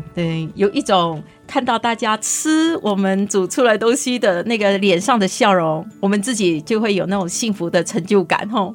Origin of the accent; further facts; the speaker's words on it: Sichuan, China; now in Taiwan; 大家好，我是来自四川的